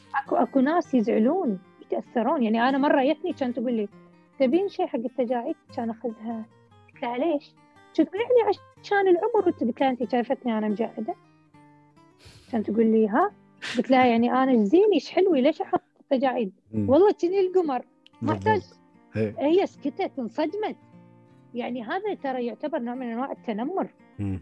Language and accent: Arabic; Kuwait; احنا عندنا في الكويت